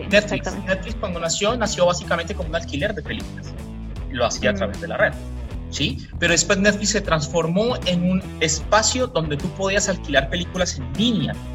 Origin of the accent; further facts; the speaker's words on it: Colombia; aquí en Colombia yo soy mitad colombiano, mitad portugués, pero pues aquí en los países caribeños son